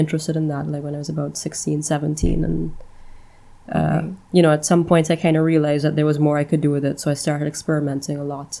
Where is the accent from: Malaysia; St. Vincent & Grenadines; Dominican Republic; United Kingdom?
St. Vincent & Grenadines; also born or lived in Trinidad and Tobago / St. Lucia; I was born in Trinidad and Tobago, but my family is Vincentian, so I actually grew up in St. Vincent and the Grenadines. Pretty much spent my entire life there. Worked for some time in St. Lucia, but I've spent my entire life living and working in the Caribbean.